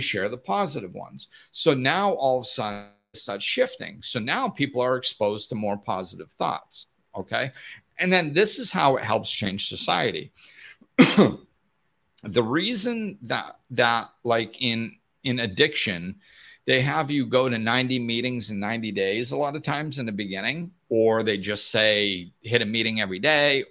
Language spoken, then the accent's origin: English; Massachusetts, United States; moved away; back where I grew up in Massachusetts